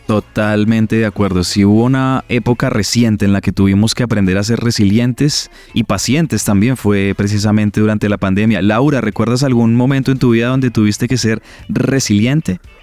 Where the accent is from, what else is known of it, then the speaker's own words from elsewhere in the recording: Colombia; como colombianos